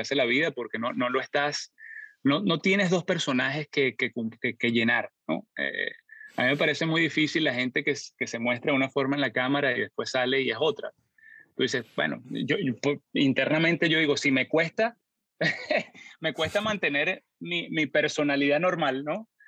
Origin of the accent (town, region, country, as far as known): San Antonio de los Altos, Miranda, Venezuela; born or raised there; also born or lived in Caracas; now in United States